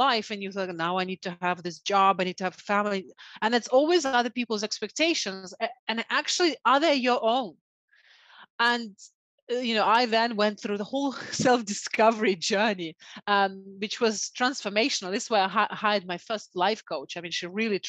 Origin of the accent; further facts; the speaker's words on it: Siberia, Russia; moved away; I was brought up in the Siberian part of Russia during communism time